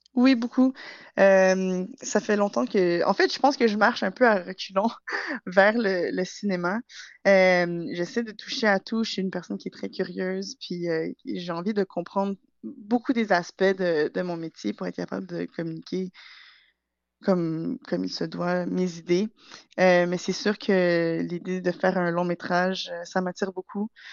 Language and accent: French; Montreal, Quebec, Canada; moved away as an adult; now in England; je suis née et j'ai grandi à Montréal.